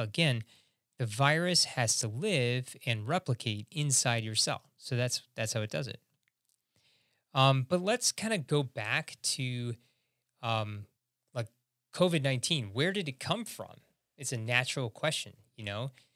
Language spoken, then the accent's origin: English; Chicago, Illinois, United States; I'm from Chicago, Illinois